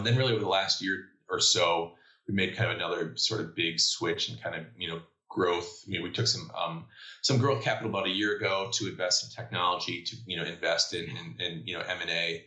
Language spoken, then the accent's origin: English; Chicago, Illinois, United States; I'm born and bred in Chicago, went to University of Illinois, or I guess Chicago suburbs